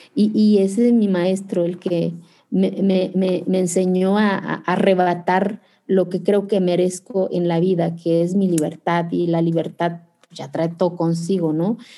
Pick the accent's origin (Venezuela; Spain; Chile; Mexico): Mexico; Zapotec village, Oaxaca; en mi pueblo hace frío